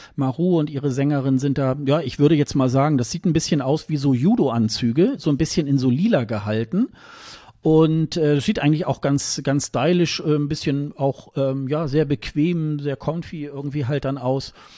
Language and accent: German; Germany; als Westeuropäer, als Deutscher